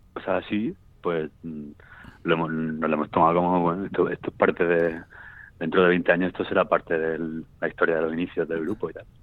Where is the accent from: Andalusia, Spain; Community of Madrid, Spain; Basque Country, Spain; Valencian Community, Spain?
Andalusia, Spain; Seville; soy de Sevilla